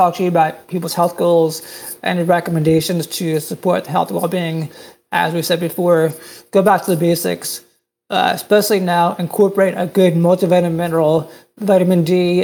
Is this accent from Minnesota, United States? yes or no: no; New Jersey, United States; I grew up in New Jersey, and I went to the Jersey Shore